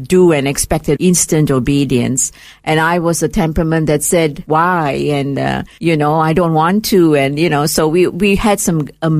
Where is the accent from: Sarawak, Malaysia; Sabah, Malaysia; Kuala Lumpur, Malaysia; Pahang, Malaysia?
Kuala Lumpur, Malaysia; first language English; moved away as an adult; now in Australia; I was born in Malaysia, in a town called Kuala Lumpur, which is the capital of Malaysia. My parents were both teachers, and because they were English teachers, we grew up speaking English. I've lost my mother tongue. I never spoke my mother tongue.